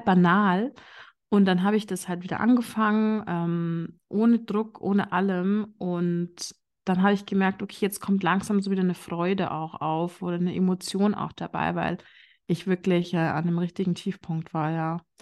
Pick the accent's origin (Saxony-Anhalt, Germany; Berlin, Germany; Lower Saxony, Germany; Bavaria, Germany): Bavaria, Germany; vielleicht hört man das so ein bisschen. Ich komme aus Bayern